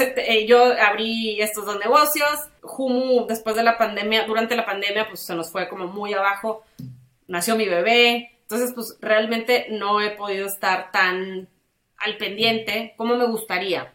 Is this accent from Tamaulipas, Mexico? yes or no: yes; Tampico, Tamaulipas, Mexico; now in Monterrey, Mexico; mis amigas de toda la vida sí viven aquí algunas, pero pues todos somos de Tampico